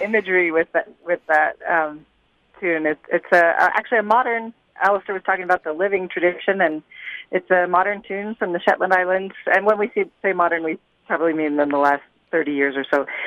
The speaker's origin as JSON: {"language": "English", "country": "United States", "said": "as an American"}